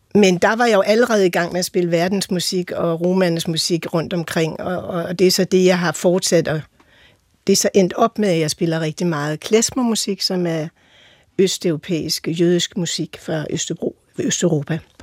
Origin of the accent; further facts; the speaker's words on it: Holte, Capital Region of Denmark, Denmark; Jeg er vokset op i Holte med en ungarsk-jødisk far og en øh, jysk mor